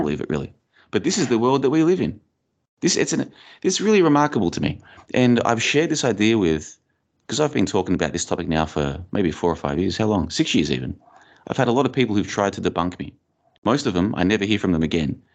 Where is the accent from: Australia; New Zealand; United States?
Australia; moved away as an adult; also born or lived in Bulgaria; now in Plovdiv, Bulgaria; I grew up in Australia, and I've been overseas now for over four years. I've been living in Bulgaria for about, uh, two and a half years